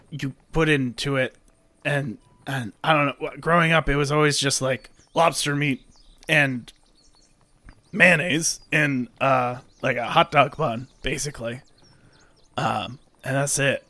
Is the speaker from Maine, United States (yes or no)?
yes; Maine, United States; moved away; I'm originally from Maine